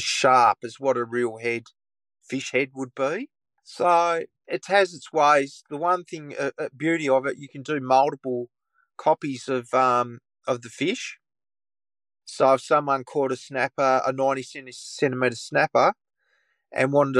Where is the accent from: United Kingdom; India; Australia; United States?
Australia; Tamar Valley, near Launceston, Tasmania; I grew up in the Tamar Valley, which is just out of Launceston, and it's on the shores of the Tamar River.